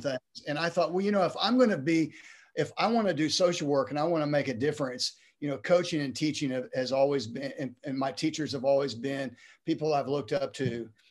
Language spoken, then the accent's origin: English; Texas, United States; also born or lived in Ohio; I was born in Ohio, even though I've grown was grown uh, raised in Texas